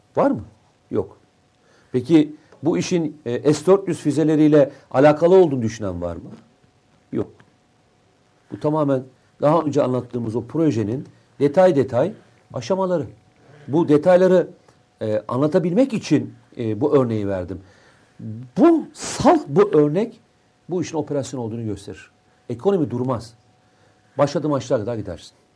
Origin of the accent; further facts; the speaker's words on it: Black Sea Region, Turkey; Bir Karadenizli olarak